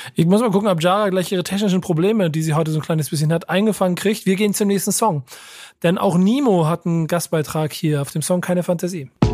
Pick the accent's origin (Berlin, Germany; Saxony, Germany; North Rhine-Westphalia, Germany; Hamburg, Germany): Hamburg, Germany; in Hamburg geboren und äh, auch Familienbaumstamm äh, entsprechend ähm, hamburgerisch.